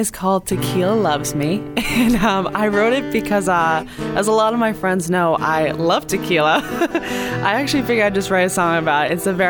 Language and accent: English; Cape Cod, Massachusetts, United States; I'm 24 years old. I was born and raised on the Cape